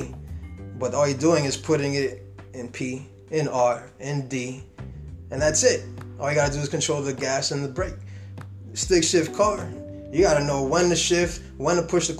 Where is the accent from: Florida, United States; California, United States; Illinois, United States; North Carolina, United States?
Florida, United States; South; also born or lived in New York; growing up in South Florida